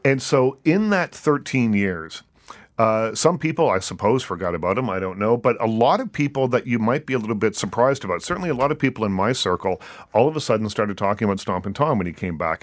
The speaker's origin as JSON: {"language": "English", "region": "East Coast", "country": "Canada", "moved": "yes", "said": "I'm from the East Coast"}